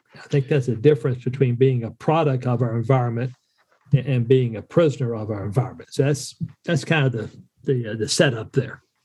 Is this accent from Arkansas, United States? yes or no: no; Western North Carolina, United States; moved away as an adult; also born or lived in Minot, North Dakota; my wife and I are both uh, Western North Carolina uh, country folk joined the military, uh, the Air Force specifically, uh, after high school